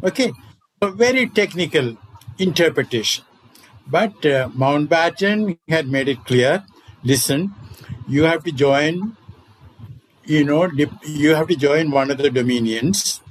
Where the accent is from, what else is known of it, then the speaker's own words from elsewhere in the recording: Kerala, India; I come from Kerala. Actually, I come from the state of Travancore.